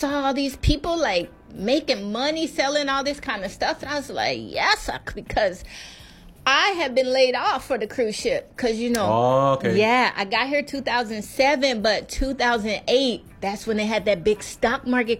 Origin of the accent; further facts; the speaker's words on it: Kansas City, Missouri, United States; moved away as an adult; now in Maui, United States; I'm originally from Kansas City, Chief Nation.